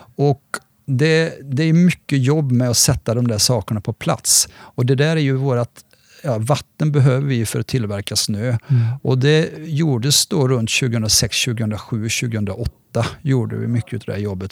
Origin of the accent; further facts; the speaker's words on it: Västergötland, between Borås and Varberg, Västra Götaland, Sweden; moved away as an adult; also born or lived in Sälen / Trysil, Norway; now in Järvsö, Sweden; jag är västgöte från början faktiskt. Eh, kommer nerifrån, mellan Borås och Varberg